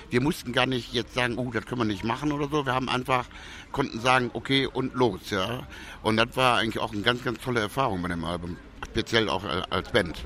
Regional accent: Germany; also born or lived in St. Petersburg / Ibiza; Deutschland ist zwar meine Heimat

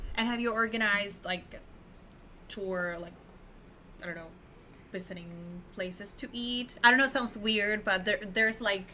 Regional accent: Tijuana, Baja California, Mexico; I am also from Tijuana.

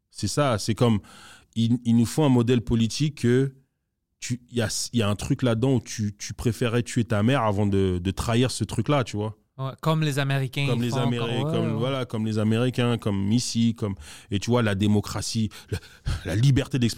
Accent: DR Congo; Par exemple, moi, je suis congolais, mais la vérité, c'est que j'ai rien à voir avec le royaume du Congo qui était là avant que les Blancs arrivent.

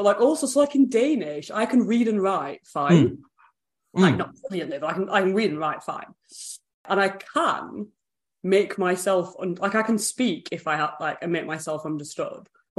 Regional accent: Burnley, North West England, United Kingdom; moved away as an adult; now in Wales, United Kingdom; my accent famously in Burnley is like really quite posh for everyone else I grew up with.

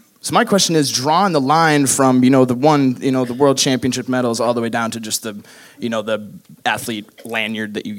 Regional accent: Fairbanks, Alaska, United States; moved away as an adult; now in Duluth, United States; I'm from Fairbanks, Alaska. So I moved to Duluth, Minnesota now is where I live.

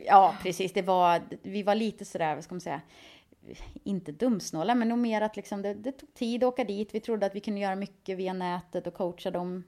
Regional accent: Skövde, Västra Götaland, Sweden; moved away as an adult; now in Stockholm, Sweden; Jag var ganska less på Skövde och ville se någonting annat.

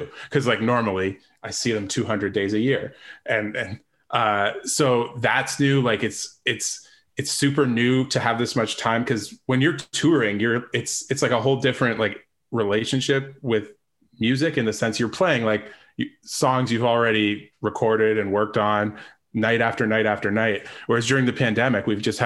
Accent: London, Ontario, Canada; I grew up in London

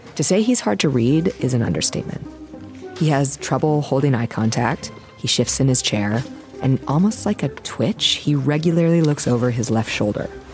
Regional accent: Minnesota, United States; I'm from Minnesota

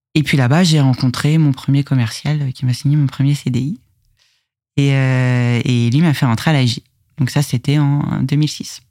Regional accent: Conflans-Sainte-Honorine, Île-de-France, France; Je suis née à Conflans-Sainte-Honorine et j'ai grandi de toute, enfin ouais, globalement euh, toute mon enfance entre le Val d'Oise et les, Yvelines

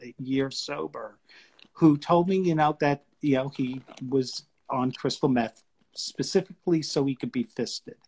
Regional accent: New York City, New York, United States; now in Washington DC, United States; I'm originally from New York City

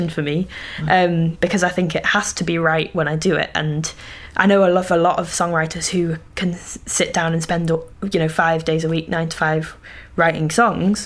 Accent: Yorkshire Dales, Yorkshire and the Humber, United Kingdom; moved away; grew up really rurally in the Yorkshire Dales

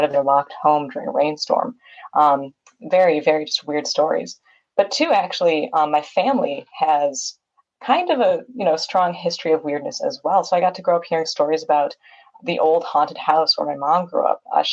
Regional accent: Wisconsin, United States; my home state of Wisconsin

